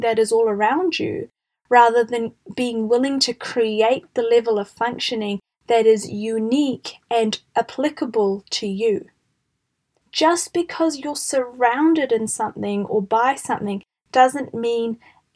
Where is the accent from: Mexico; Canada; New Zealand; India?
New Zealand; I'm from New Zealand and we have a concept here called the tall poppy syndrome